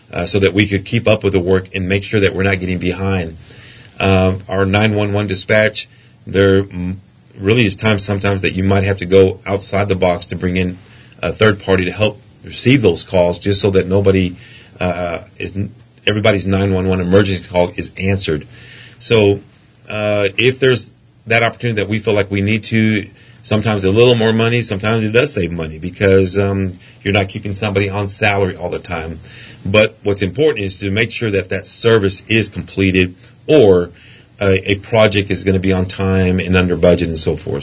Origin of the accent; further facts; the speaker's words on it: Midland, United States; It's my hometown and I know the air